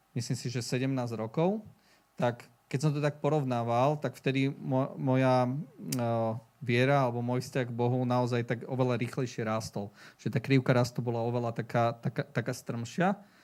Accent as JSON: {"language": "Slovak", "town": "Bratislava", "region": "Bratislava Region", "country": "Slovakia", "moved": "as an adult", "lives_now": "Leopoldov, Slovakia", "said": "Ja som bol z Bratislavy pôvodne"}